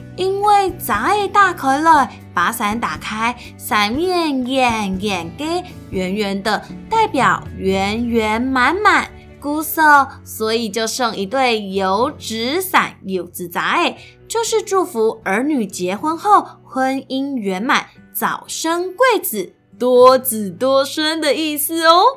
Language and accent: Chinese; Meinong, Kaohsiung, Taiwan; 我从小就在狗永米农，高雄美农长大